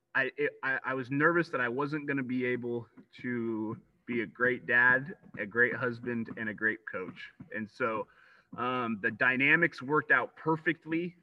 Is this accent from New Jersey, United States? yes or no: no; Grass Valley, California, United States; born and raised in Grass Valley